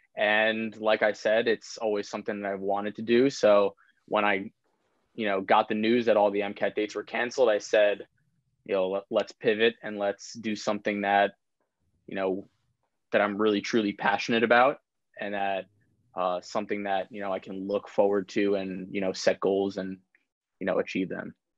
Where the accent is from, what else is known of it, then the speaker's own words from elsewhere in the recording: Old Westbury, New York, United States; I'm from Long Island. Um, from Old Westbury, it's kind of like middle of the middle of Nassau County